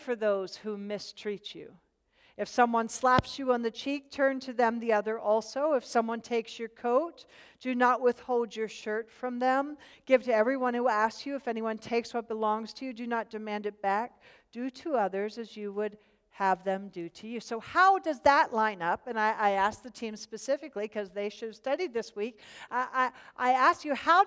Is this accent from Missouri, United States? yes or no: no; Pennsylvania, United States; moved away as an adult; also born or lived in Charlotte, North Carolina; I was born and raised in Pennsylvania. I was Pennsylvania Dutch.